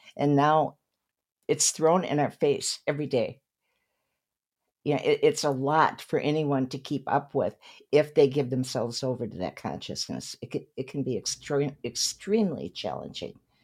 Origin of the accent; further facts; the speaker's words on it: Saint Paul, Minnesota, United States; now in Malibu, United States; My hometown is Saint Paul, Minnesota